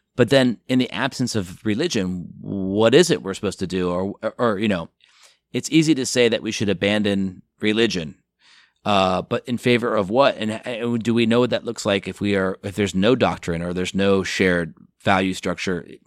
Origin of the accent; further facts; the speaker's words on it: outside of New York City, United States; also born or lived in Chicago; now in Los Angeles, United States; I grew up outside of New York City